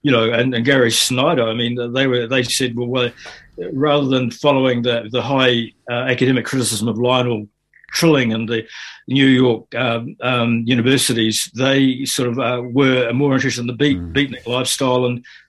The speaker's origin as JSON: {"language": "English", "country": "Fiji", "tie": "born or raised there", "also_born_or_lived": "Auckland, New Zealand", "moved": "yes", "lives_now": "New Zealand", "said": "my background growing up in Fiji"}